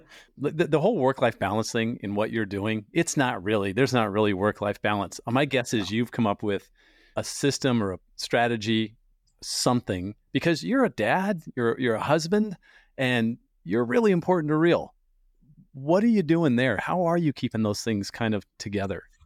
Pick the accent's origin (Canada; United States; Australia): United States; San Diego, California; I grew up in San Diego, spent forty years there